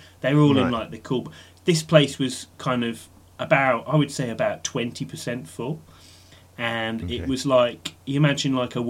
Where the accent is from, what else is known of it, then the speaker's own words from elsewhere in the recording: Black Country, West Midlands, United Kingdom; I'm from the Black Country, so we eat a lot of offal there.